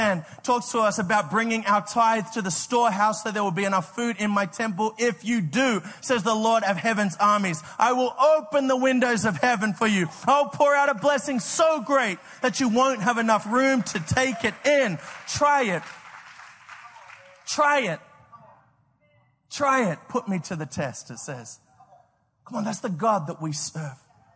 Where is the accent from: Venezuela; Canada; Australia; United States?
Australia; moved away; I grew up in Australia